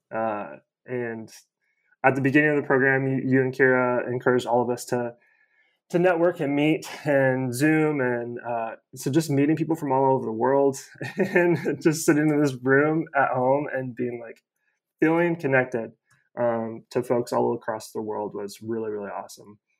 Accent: Kansas, United States; now in Atlanta, United States; I live in Atlanta, um, born and raised in Kansas

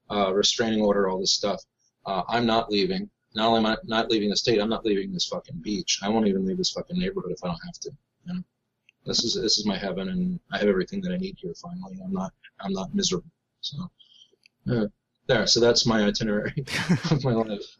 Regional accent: Harrisburg, Pennsylvania, United States; born there; uh, I started off in Harrisburg. I was born in Harrisburg.

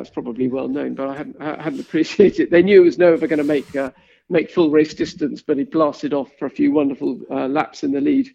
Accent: Kent, South East England, United Kingdom; I grew up in Kent

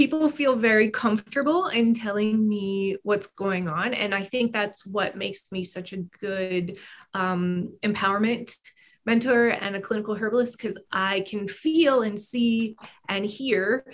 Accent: Northwestern Pennsylvania, United States; I grew up in Northwestern Pennsylvania in a very small resort town.

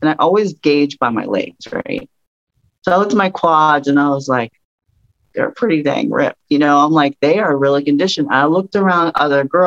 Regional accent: Pittsburgh, Pennsylvania, United States; I'm from Pittsburgh

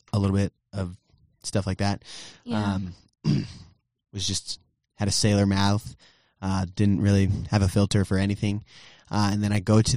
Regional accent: Brownsville, Texas, United States; also born or lived in Southern California / Farmers Branch, Texas; my birthplace or hometown, if you will, is Brownsville, Texas. So I'm a Texan through and through

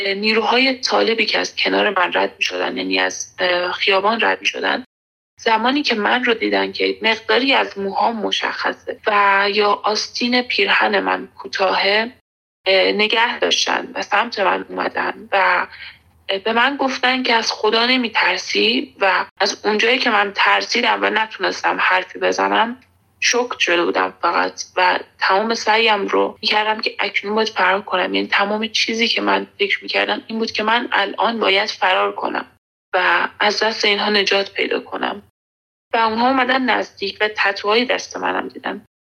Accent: Iran; moved away as an adult; also born or lived in Afghanistan; now in Kabul, Afghanistan; من در ایران بزرگ شدم یعنی من افغانستان به دنیا اومدم

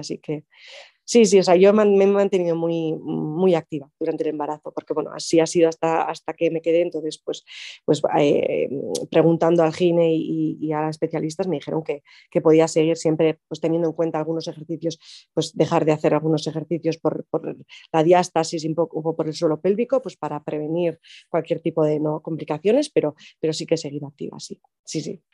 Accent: Arrasate-Mondragón, Basque Country, Spain; also born or lived in London / Zurbano, Álava; yo eh, nací en Arrasate Mondragón, que es un pueblo de Guipúzcoa, pero ahora mismo vivo en Zurbano, que es un pueblo muy pequeño que está al lado de Vitoria, en Álava

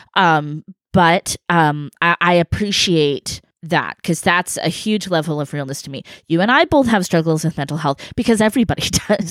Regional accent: California, United States; a Californian, uh, from Cali

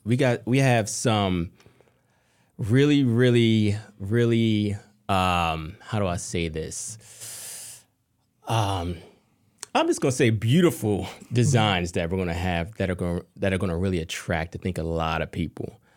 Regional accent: Harrisburg, Pennsylvania, United States; moved away; also born or lived in Atlanta; I'm from Harrisburg, Pennsylvania

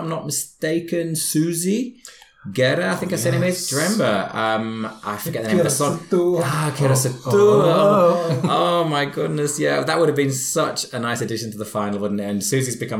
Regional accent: near Harrogate, Yorkshire and the Humber, United Kingdom; That was actually in Harrogate, which is very close to my hometown.

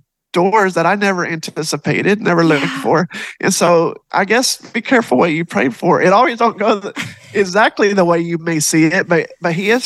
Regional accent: Texas, United States; I am actually from Texas

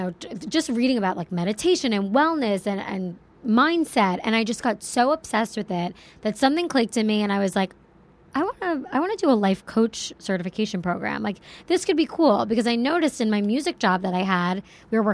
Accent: Plainview, New York, United States; Long Island, New York. Yeah, I'm from a little town called Plainview

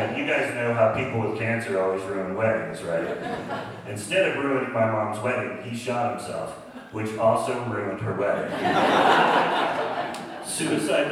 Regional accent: Sonoma, California, United States; also born or lived in San Francisco; growing up in Sonoma, I knew those places

